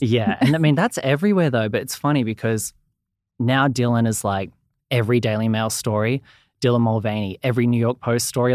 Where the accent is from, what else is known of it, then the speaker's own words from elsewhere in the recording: Australia; accent: Australian; I'm from Australia, as you can probably hear from the accent.